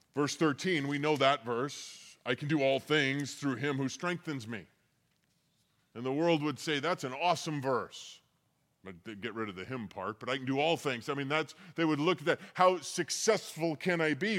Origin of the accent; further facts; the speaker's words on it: Colorado, United States; I'm used to, like, the Colorado River, growing up in Colorado